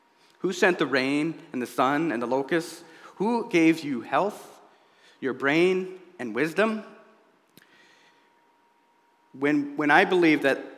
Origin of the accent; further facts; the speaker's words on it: United States; I was born here in the United States and not Somalia